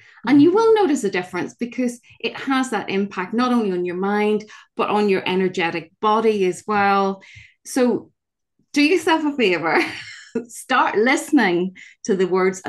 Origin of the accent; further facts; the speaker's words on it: Northern Ireland, United Kingdom; I grew up in Northern Ireland in the middle of the Troubles